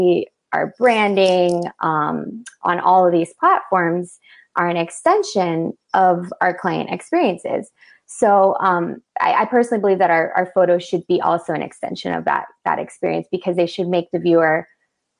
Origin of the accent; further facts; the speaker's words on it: Broward County, South Florida, United States; also born or lived in Miami, Florida; now in Lake Worth, United States; I'm a local to South Florida, born and raised. I was born in Miami, raised in Broward.